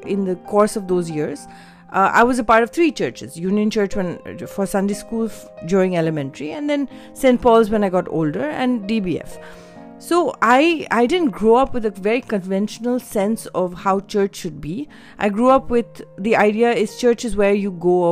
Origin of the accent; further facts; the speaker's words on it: Delhi, India; also born or lived in Mussoorie, Uttarakhand; I grew up in Delhi Bible Fellowship. That was the church that my parents went